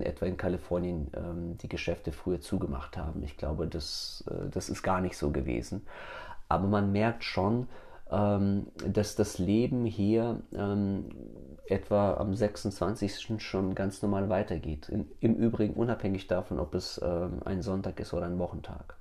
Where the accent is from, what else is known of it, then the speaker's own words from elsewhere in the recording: Germany; moved away as an adult; also born or lived in Kyrgyzstan; now in United States; als ich mit sieben Jahren nach Deutschland gemeinsam mit meiner Familie migriert bin. Ja, ich meine, es ist natürlich klar, ich war sieben Jahre alt, ein Knirps. Ich wurde in Deutschland eingeschult, ich bin dort aufgewachsen